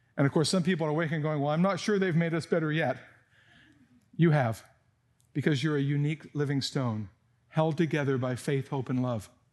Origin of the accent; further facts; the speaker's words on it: San Jose, California, United States; moved away; I grew up in Almaden Valley when there were still apricots falling from the trees